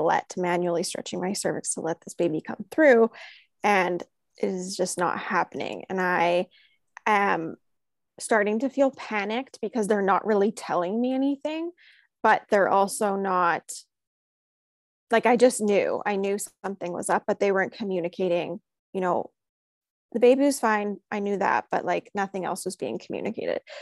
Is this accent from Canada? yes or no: yes; Canada; We grew up across the street from one another, and recently she actually moved to, um, United States, so we're from Canada originally